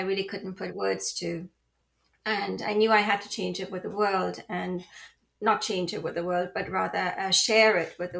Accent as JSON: {"language": "English", "country": "Trinidad & Tobago", "tie": "born or raised there", "also_born_or_lived": "London", "moved": "yes", "lives_now": "Florida, United States", "said": "I was born in the Caribbean. I'm a child of the Caribbean on the beautiful island of Trinidad. And I spent my early years there. And then I moved to London"}